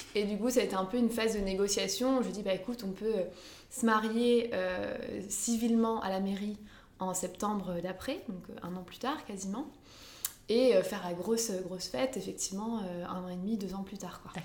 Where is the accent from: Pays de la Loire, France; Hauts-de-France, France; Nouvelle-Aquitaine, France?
Hauts-de-France, France; Lambersart; dans ma ville où j'ai grandi, en fait, à Lambersart